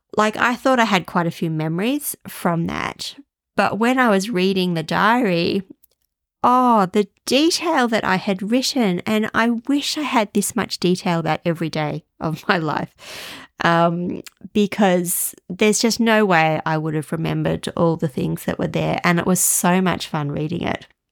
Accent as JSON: {"language": "English", "country": "Australia", "moved": "yes", "said": "as an Australian"}